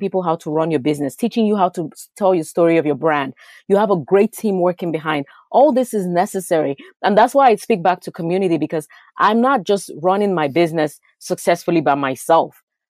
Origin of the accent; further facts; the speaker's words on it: Lagos, Nigeria; moved away; I was born in a Nigerian culture. I lived in Lagos, Nigeria